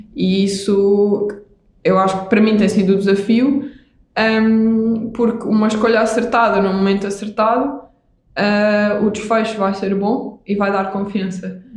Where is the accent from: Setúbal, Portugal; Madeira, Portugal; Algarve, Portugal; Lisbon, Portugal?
Algarve, Portugal; Vila Real de Santo António; sou do Algarve, sou uhum. de Vila Real de Santo António e eu uhum. cresci na praia.